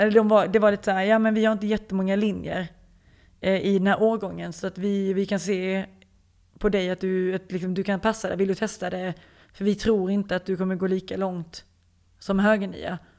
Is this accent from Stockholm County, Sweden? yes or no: no; Lund, Skåne, Sweden; moved away as an adult; now in France; Jag är ju född på Lunds lasarett